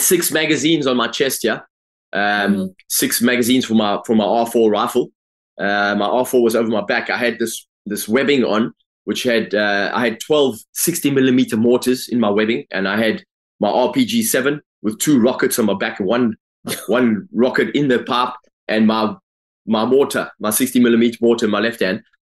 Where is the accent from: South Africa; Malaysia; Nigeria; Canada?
South Africa; Durban, KwaZulu-Natal; I grew up in South Africa, grew up in Durban.